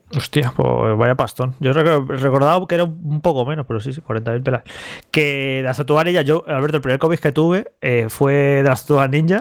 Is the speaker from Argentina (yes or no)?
no; Madrid, Community of Madrid, Spain; de pequeño entrar unos recreativos en Madrid, yo juraría que fueron los de la vaguada